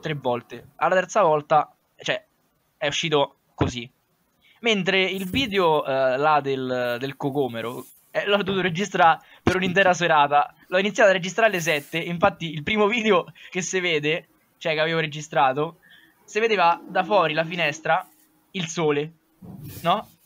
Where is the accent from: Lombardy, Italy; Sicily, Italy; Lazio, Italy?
Lazio, Italy; Sonnino; mio paese, di Sonnino